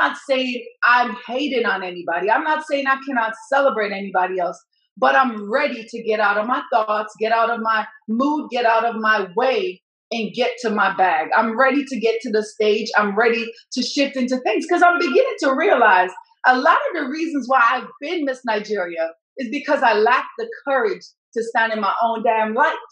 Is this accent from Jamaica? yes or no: yes; Jamaica; now in United States; I'm from Jamaica